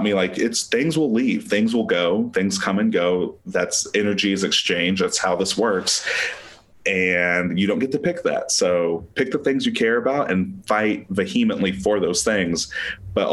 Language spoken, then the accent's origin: English; Tulsa, Oklahoma, United States; born or raised there; also born or lived in Springfield, Missouri